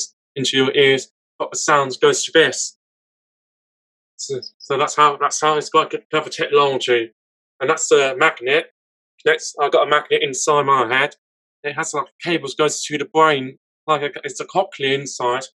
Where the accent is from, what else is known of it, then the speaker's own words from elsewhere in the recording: Vienna, Austria; English is a second language; now in England; I was born in Vienna. That was my hometown, and then now I'm living in England.